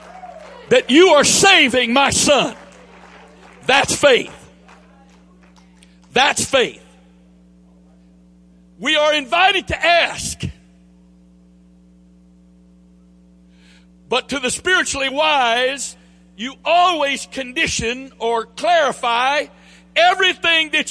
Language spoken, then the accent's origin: English; the South, United States; accent: southern drawl; this southern drawl I have